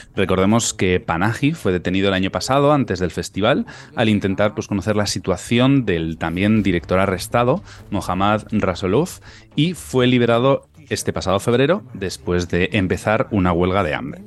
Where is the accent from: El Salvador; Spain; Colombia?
Spain; Tafalla, Navarre; moved away; sigo en mi tierra porque de Tafalla, como yo